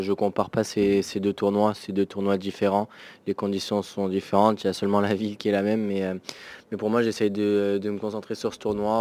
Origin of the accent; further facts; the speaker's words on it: Normandy, France; je suis normand